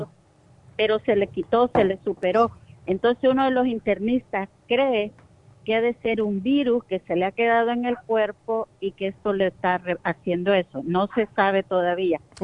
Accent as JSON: {"language": "Spanish", "country": "El Salvador", "moved": "yes", "said": "yo soy de Salvador."}